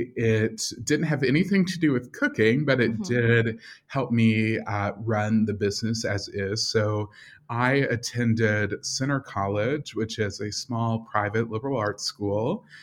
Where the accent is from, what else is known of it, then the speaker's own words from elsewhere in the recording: Russell County, Kentucky, United States; now in Louisville, United States; am a ninth generation Kentuckian, and I split my time between my home in Louisville and my home in my hometown, which is Russell County. And that's a very small rural lake community near the Tennessee border of Kentucky.